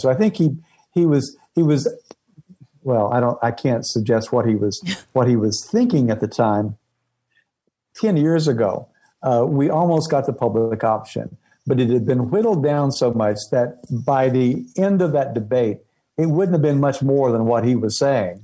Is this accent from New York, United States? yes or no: no; East Tennessee, United States; where I grew up in East Tennessee